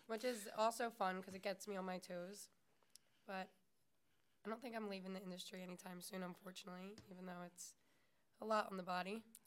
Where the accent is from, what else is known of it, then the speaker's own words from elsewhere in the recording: Philadelphia, Pennsylvania, United States; I'm from South Philly, just like Nikos.